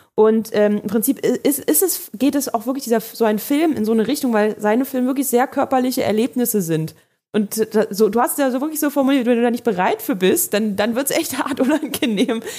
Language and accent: German; Germany; wir als Deutsche hier